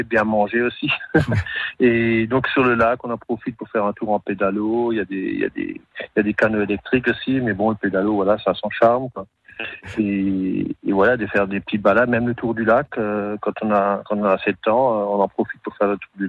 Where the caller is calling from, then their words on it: Grand Est, France; Donc moi je suis de Vassonne, donc c'est en Alsace, entre Strasbourg et Saverne, pas euh, près des Vosges du Nord.